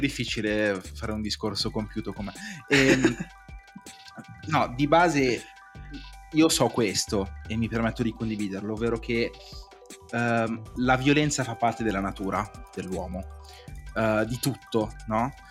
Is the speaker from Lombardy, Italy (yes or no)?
yes; Cinisello Balsamo, Lombardy, Italy; sono di Cinisello